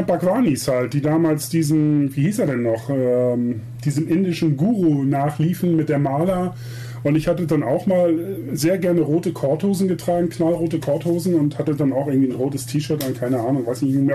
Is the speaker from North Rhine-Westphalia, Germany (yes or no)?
no; Buxtehude, Lower Saxony, Germany; moved away as an adult; also born or lived in Hamburg; now in Munich, Germany; Buxtehude komme ich her, ist auch meine Heimat